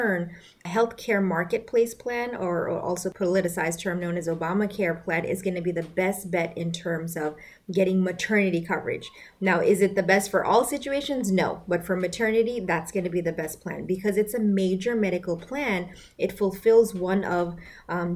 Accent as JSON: {"language": "English", "country": "Bangladesh", "moved": "yes", "said": "accelerated medical program in my home country, Bangladesh"}